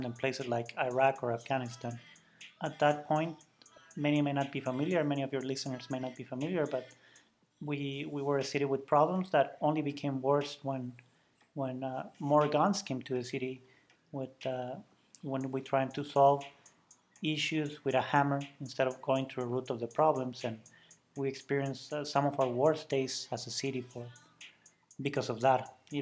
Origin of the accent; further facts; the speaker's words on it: Ciudad Juárez, Chihuahua, Mexico; now in United States; I'm from the beautiful city of Juarez, Mexico